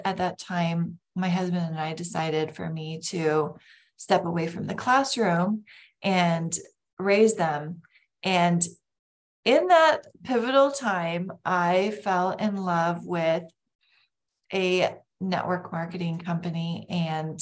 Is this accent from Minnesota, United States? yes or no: yes; Lake Country, Minnesota, United States; I grew up in Lake Country in Minnesota.